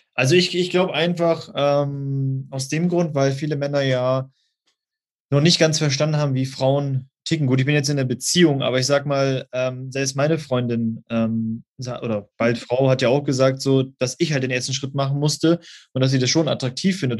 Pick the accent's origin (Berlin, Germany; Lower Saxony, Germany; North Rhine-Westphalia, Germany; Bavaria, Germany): Lower Saxony, Germany; Osnabrück; Ich komme aus Osnabrück, das ist in der Nähe von Münster